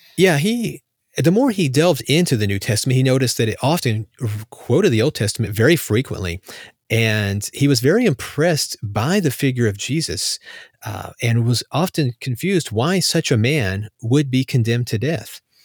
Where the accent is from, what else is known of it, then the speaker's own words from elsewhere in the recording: United States; as an American